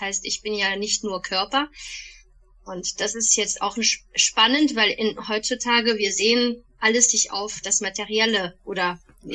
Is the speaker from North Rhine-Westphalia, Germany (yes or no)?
yes; Bonn, North Rhine-Westphalia, Germany; moved away as an adult; also born or lived in Paris; now in Waldbreitbach, Germany; Bonnerin ursprünglich, in Bonn geboren, aufgewachsen